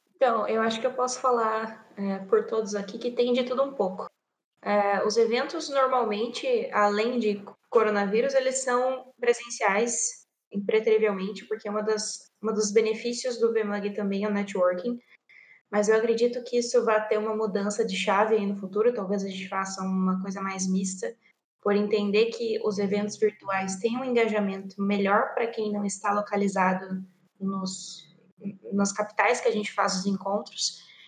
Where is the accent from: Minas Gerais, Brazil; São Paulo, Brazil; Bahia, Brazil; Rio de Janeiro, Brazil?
São Paulo, Brazil; interior of; moved away as an adult; now in Rio Grande do Sul, Brazil; Eu não sou gaúcha, eu vim do interior de São Paulo, mas eu moro aqui no Rio Grande do Sul já fazem dois anos